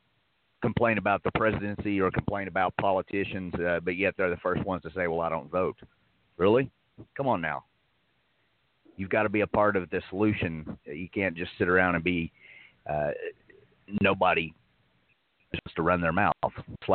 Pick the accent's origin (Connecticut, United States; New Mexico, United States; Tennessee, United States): Tennessee, United States; Morgan County, East; moved away; I'm from East Tennessee, from Morgan County